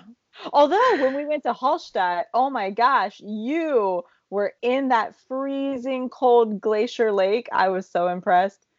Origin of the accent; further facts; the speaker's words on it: Appalachia, United States; as Appalachian as I am